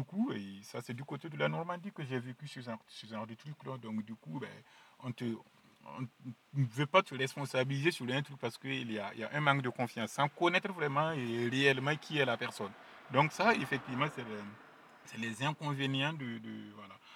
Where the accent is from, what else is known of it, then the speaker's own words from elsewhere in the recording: Burkina Faso; French is a second language; moved away; je suis né au Burkina Faso, précisément à Lumbila, dans un petit village qui s'appelle Pendici